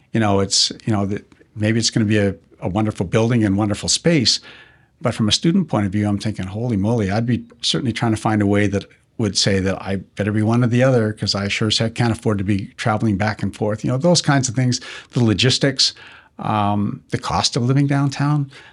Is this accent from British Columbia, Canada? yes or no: yes; Kelowna, British Columbia, Canada; growing up in Kelowna